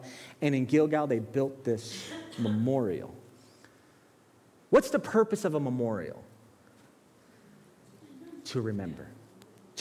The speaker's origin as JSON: {"language": "English", "town": "Bridgeport", "region": "Connecticut", "country": "United States", "tie": "born or raised there", "also_born_or_lived": "Brooklyn, New York", "said": "then we moved to Bridgeport"}